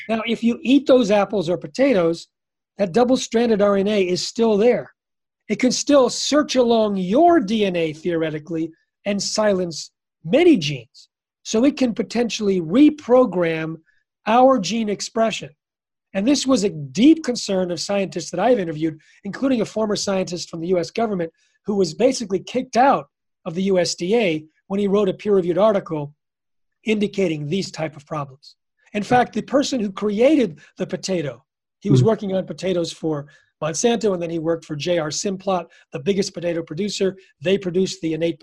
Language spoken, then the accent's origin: English; United States; I'm from the United States